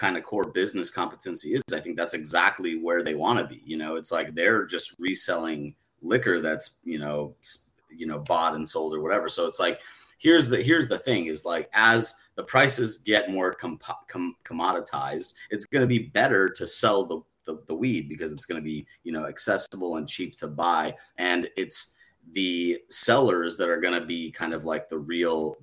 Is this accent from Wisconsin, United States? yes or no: no; Denver, Colorado, United States; moved away; I definitely uprooted from Denver